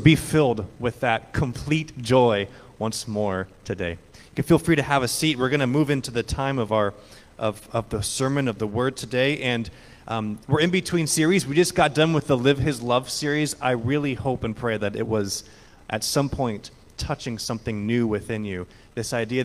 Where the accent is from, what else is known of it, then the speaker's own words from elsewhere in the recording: Ojai, California, United States; I grew up there in the Presbyterian Church